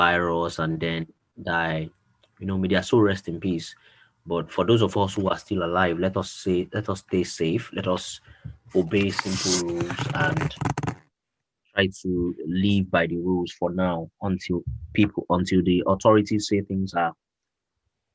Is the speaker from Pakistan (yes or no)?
no; Nigeria; I'm a Nigerian